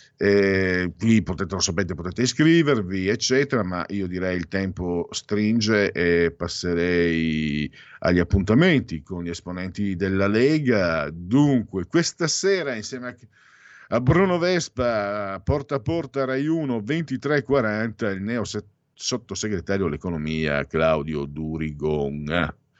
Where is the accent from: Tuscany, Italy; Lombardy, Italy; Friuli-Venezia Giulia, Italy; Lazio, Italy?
Friuli-Venezia Giulia, Italy; Friuli-Veneto area; accent: Friulian-Venetian; le monate come si dice in gergo friulveneto